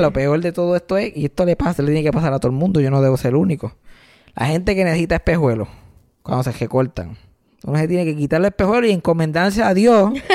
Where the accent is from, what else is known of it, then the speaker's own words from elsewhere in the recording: Puerto Rico; nos unen como puertorriqueños